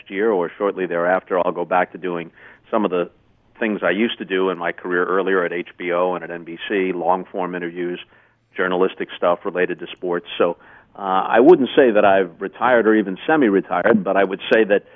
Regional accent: Long Island, New York, United States; also born or lived in Redondo Beach, California; even though I grew up on Long Island, around New York for the most part

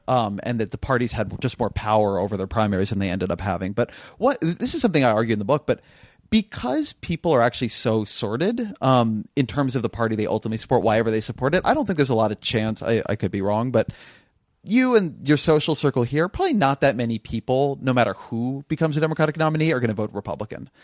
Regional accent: California, United States; I'm Californian

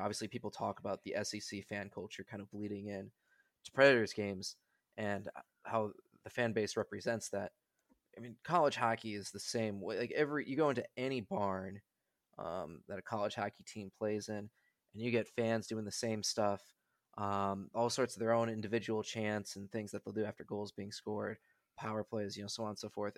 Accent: Milwaukee, Wisconsin, United States; moved away; I'm from Milwaukee

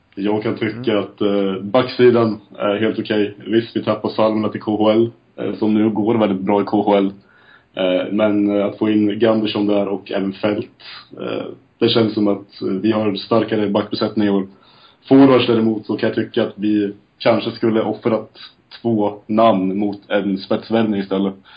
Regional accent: Lindesberg, Örebro County, Sweden; now in Eksjö, Sweden; 25 år, från Lindesberg, bosatt numera i Eksjö

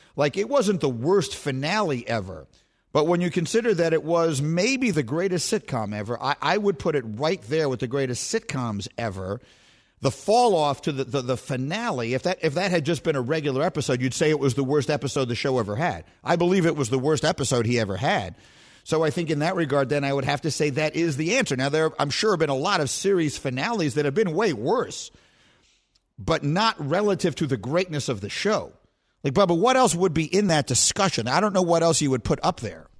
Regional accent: New York City, New York, United States; I grew up on LaGuardia Place and Bleecker Street

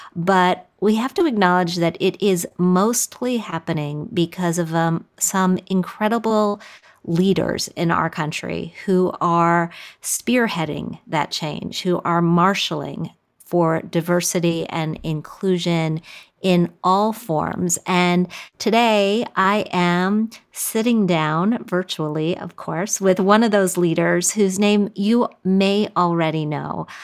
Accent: Wisconsin, United States; I grew up in Wisconsin, and we spent a lot of time on lakes

